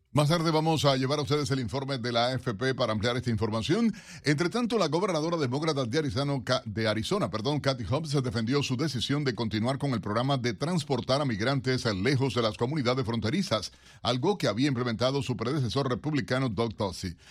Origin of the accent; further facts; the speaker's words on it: Cuba; now in United States; me vas a contestar como cubano.